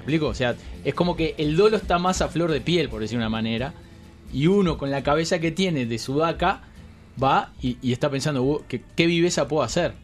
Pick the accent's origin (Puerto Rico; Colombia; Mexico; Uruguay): Uruguay; somos de Uruguay